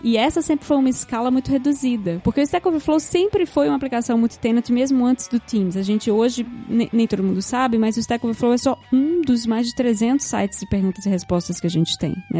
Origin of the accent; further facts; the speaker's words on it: Recife, Pernambuco, Brazil; moved away as an adult; also born or lived in Rio de Janeiro; sou de Recife, como eu falei, mas eu me mudei para o Rio em 2008